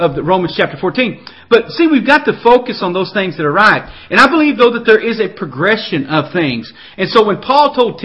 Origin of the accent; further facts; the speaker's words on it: the South, United States; I was raised in the South